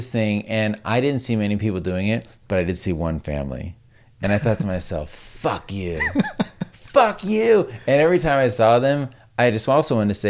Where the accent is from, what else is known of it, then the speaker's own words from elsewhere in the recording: Las Vegas, Nevada, United States; moved away; I used to drive there when I was a kid from Vegas even.